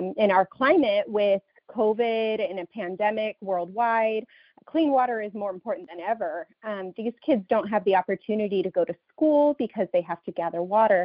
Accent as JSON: {"language": "English", "region": "Southern California", "country": "United States", "moved": "as an adult", "lives_now": "Chicago, United States", "said": "I'm actually from Southern California, and we moved to Chicago for my role with World Vision."}